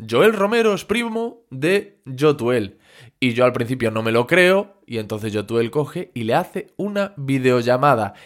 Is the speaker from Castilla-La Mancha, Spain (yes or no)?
no; Corcubión, Galicia, Spain; yo soy de un pueblo que se llama Corcubión